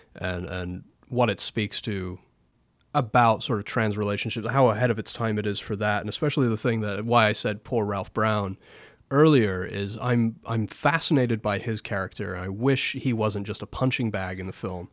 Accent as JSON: {"language": "English", "region": "England", "country": "United Kingdom", "said": "As an Englishman"}